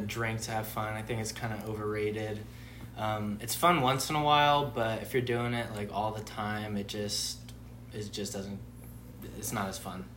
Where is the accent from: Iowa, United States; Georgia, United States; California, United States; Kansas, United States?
California, United States; Santa Clarita; moved away as an adult; now in Boise, United States; I am from Southern California in a little place called Santa Clarita, 45 minutes north of uh, downtown